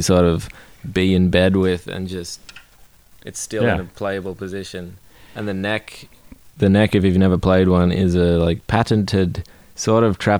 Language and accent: English; Australia; now in United States; I confuse the shit out of everyone by being Australian